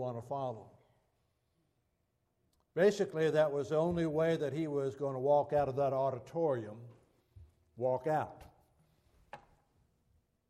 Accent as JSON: {"language": "English", "country": "United States", "said": "as an American"}